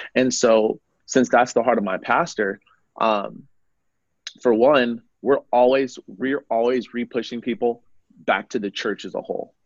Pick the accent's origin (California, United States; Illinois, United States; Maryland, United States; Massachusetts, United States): California, United States; Oakland; now in Arizona, United States; I was born and raised in Oakland, California, in the Bay Area, over in Northern California